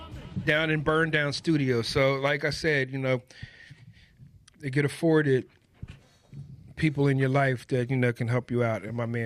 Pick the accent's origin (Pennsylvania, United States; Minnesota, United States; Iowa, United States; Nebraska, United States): Pennsylvania, United States; Norristown; I was from Norristown, and I went to the Art Institute of Philadelphia.